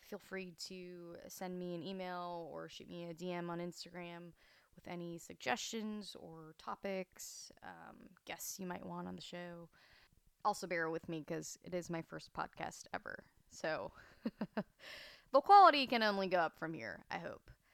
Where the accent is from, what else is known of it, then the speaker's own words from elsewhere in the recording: Fresno, California, United States; moved away as an adult; also born or lived in Chattanooga, Tennessee; now in Santa Barbara, United States; my parents moved to Fresno, California for some reason. Um, I spent most of elementary school, junior high, high school there